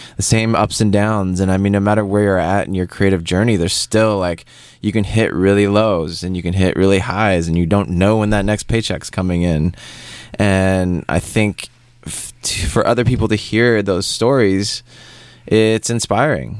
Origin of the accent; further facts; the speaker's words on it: Seattle, Washington, United States; moved away as an adult; also born or lived in Paris; originally, I'm I'm from Seattle. Mm-hmm. I grew up, born and raised there